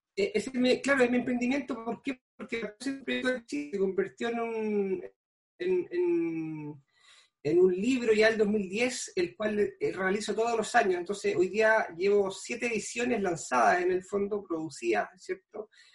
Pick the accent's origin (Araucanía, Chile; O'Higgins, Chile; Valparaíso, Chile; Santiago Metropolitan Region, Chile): O'Higgins, Chile; Pichilemu; soy nacido y criado en Pichilemo, toda la vida acá